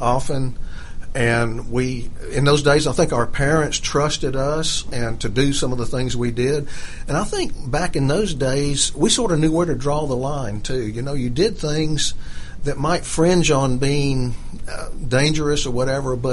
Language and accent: English; DeKalb County, outskirts of Atlanta, Georgia, United States; also born or lived in Augusta, Georgia; Then we moved to the outskirts of Atlanta to DeKalb County when it was still pretty undeveloped. And so I had a chance to grow up in a suburban area